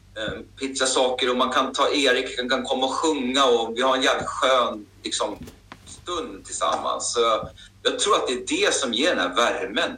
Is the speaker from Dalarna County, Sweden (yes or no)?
no; Hallstavik, Stockholm County, Sweden; Jag är ju född och uppvuxen i Hallstavik, liksom, i en liten eh, bruksort